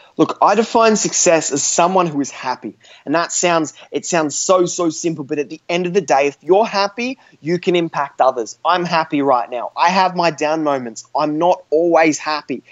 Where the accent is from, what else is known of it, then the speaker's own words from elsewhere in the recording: Australia; I'm an Australian teenager, uh, 17 years old, still in high school.